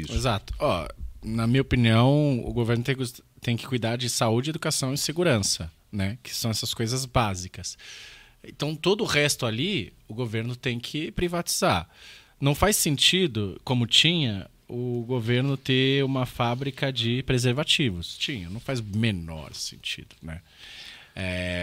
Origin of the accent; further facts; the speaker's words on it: São Paulo, Brazil; eu cresci perto de Itaquera, Zona Leste aqui